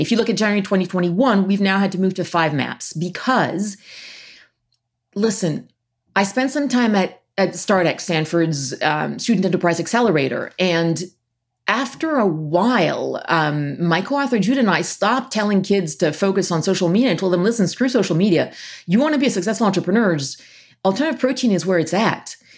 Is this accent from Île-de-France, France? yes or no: yes; Paris, Île-de-France, France; I grew up in Paris, half French, half American